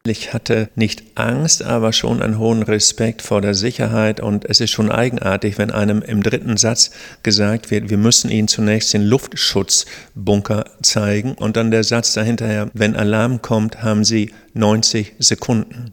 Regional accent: Germany; Als Deutscher

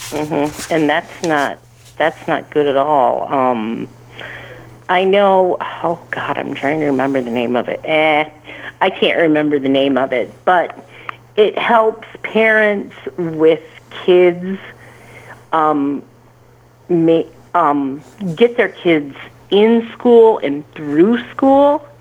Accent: Michigan, United States; I'm from Michigan, same state Miss Betsy is

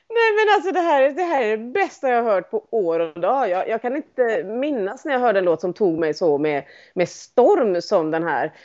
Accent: Sweden; som svensk

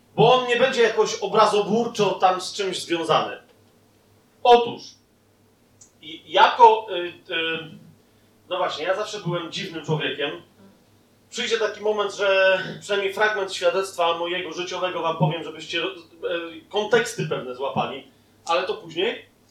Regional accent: Poland; jesteśmy z Polski

